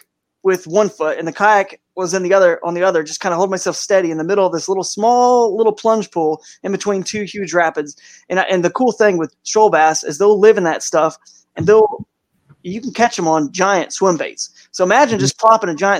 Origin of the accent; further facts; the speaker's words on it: Atlanta, Georgia, United States; moved away as an adult; also born or lived in Tennessee / Cow Bayou, Texas / Northeast Ohio; now in Cleveland Akron area, United States; Atlanta, where I grew up in the South, Atlanta pretty much when I was about 8 years old and beyond